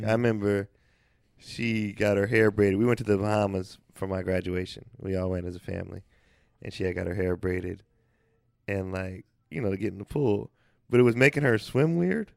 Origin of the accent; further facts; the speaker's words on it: the Bay Area, California, United States; I'm from the Bay